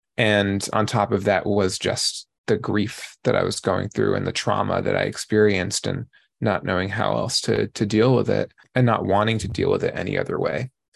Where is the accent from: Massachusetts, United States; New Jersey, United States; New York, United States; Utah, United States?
New York, United States; I grew up in New York.